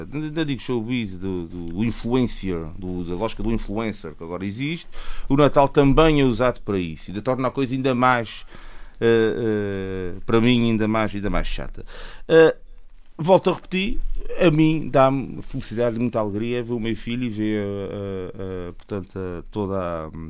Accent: Azores, Portugal; eu sou de São Bento, tenho família das Cinco Ribeiras

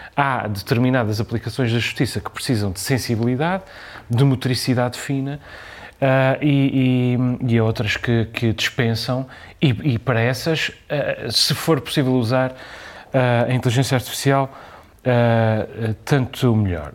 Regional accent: Azores, Portugal; nós somos açorianos

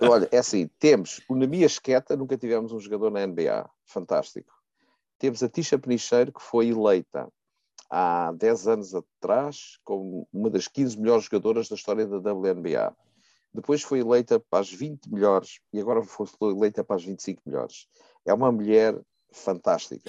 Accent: Riachos, Santarém District, Portugal; minha terra natal, que é o Riacho, ao pé de Torres Novas

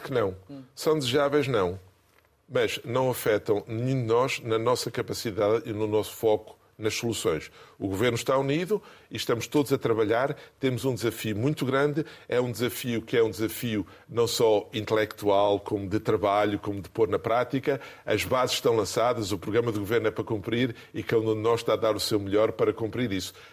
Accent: Gafanha, Aveiro District, Portugal; moved away; also born or lived in Brussels, Belgium; É a minha terra de origem.

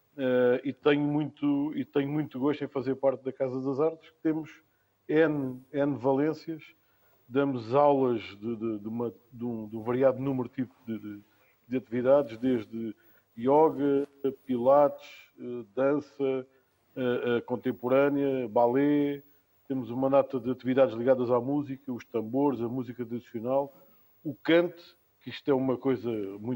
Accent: Lisbon, Portugal; moved away as an adult; now in Arraiolos, Portugal; Nasci em Lisboa, mas a minha família é toda alentejana

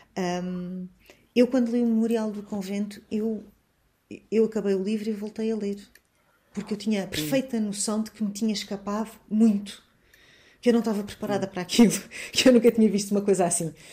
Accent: Portugal; sou uma portuguesa que vive no Ocidente, não sou africana, não sou moçambicana.

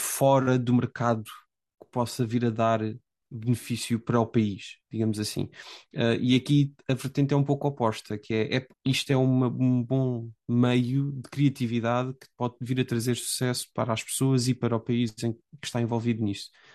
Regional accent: Portugal; moved away as an adult; now in England, United Kingdom; A única razão pela qual eu saí de Portugal foi derivado ao mestrado que tirei

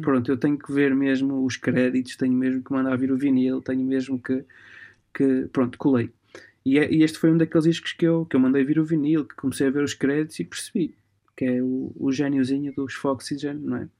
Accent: Portugal; also born or lived in Alba Iulia, Transylvania, Romania; nasci na, na zona da Transilvânia e numa, numa, pequena, numa pequena cidade chamada Alba uhum. mas vim para Portugal com 4 meses, ou seja, eu cresci aqui, tenho o carimbo de romeno e tenho assim, mas, mas cresci em Portugal.

